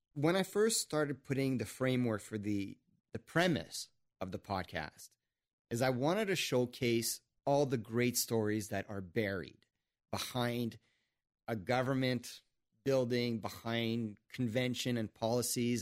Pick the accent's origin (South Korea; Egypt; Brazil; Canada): Canada; I'm French Canadian and politics is in my blood